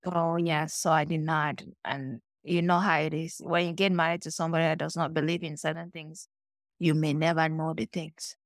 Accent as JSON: {"language": "English", "country": "Cameroon", "tie": "born or raised there", "moved": "yes", "lives_now": "United States", "said": "I grew up in Cameroon, like, you know, calm girl, typical village girl."}